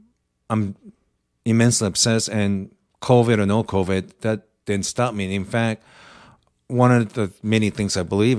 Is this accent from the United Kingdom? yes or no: no; Japan; moved away; I have Japanese name. I grew up in Japan, but ethnically Korean.